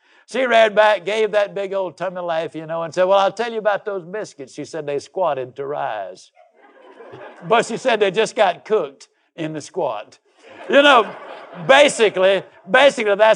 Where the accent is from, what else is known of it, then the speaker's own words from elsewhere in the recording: Yazoo City, Mississippi, United States; I was raised down in Yazoo City, Mississippi.